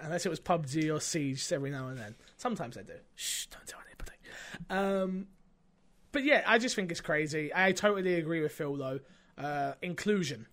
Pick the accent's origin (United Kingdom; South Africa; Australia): United Kingdom; 'cause I'm British.